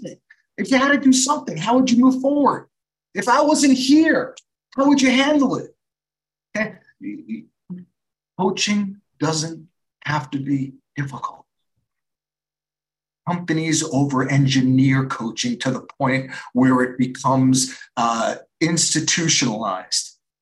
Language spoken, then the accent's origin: English; New York, United States; I'm from New York